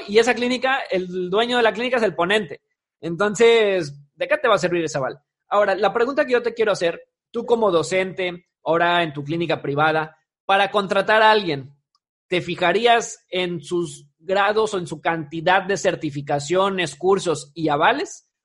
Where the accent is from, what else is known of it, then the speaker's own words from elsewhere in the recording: Mexico; esa parte cultural de como mexicanos